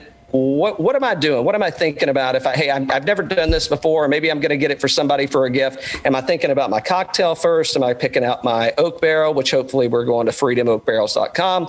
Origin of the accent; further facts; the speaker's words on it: Greene County, East Tennessee, United States; moved away as an adult; now in Atlanta, United States; I'm originally from East Tennessee as well. I live in Atlanta now